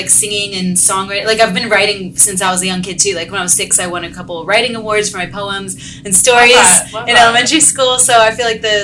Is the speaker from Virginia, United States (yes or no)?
yes; Fairfax, Virginia, United States; also born or lived in New York City; now in Los Angeles, United States; I'm originally from Fairfax, Virginia, which is like right outside of DC.